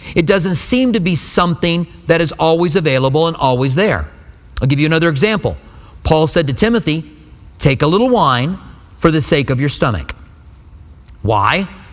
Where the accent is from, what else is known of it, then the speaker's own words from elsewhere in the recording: Albuquerque, New Mexico, United States; moved away as an adult; now in Tucson, United States; I grew up in Albuquerque